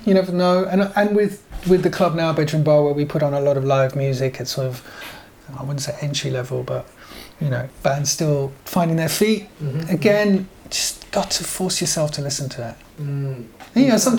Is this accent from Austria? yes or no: no; France; also born or lived in Belgium / England; I was brought up in France and Belgium and in England, moved around quite a bit.